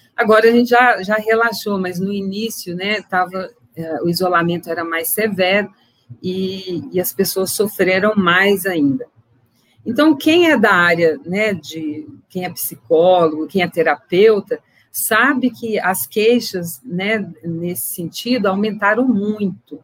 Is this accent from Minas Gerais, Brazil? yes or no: yes; Viçosa, Minas Gerais, Brazil; now in Bom Despacho, Brazil; eu me formei em Viçosa, né, em agronomia, e é de lá que eu venho, né, por enquanto, né, que eu vivi a maior parte do meu tempo